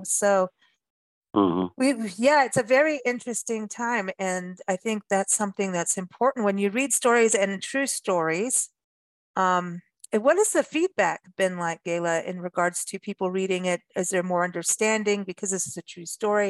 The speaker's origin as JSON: {"language": "English", "country": "South Africa", "tie": "born or raised there", "also_born_or_lived": "Wisconsin / California", "moved": "yes", "lives_now": "United States", "said": "growing up in South Africa"}